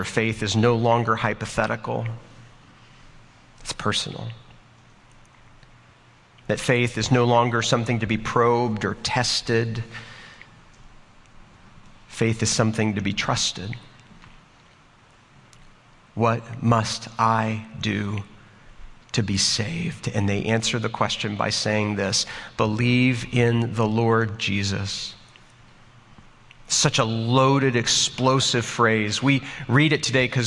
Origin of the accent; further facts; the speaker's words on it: Texas, United States; I'm from Texas